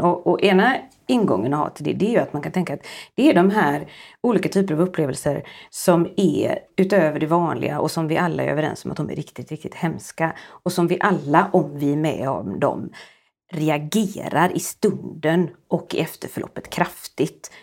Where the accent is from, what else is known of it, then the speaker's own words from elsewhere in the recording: Sweden; som svensk psykolog